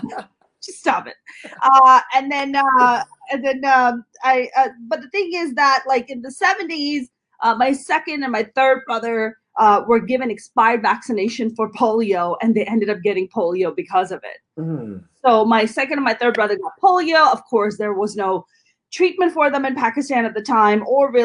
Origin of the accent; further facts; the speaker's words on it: Jersey City, New Jersey, United States; I grew up in Jersey City